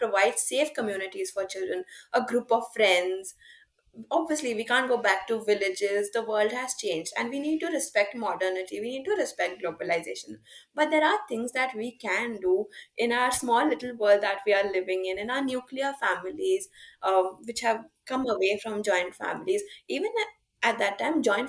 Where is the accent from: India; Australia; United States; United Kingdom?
India